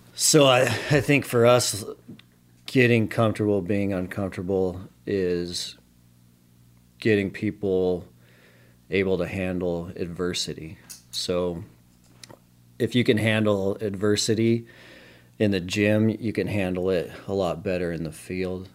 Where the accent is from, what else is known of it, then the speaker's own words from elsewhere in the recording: Billings, Montana, United States; Born and raised in Montana.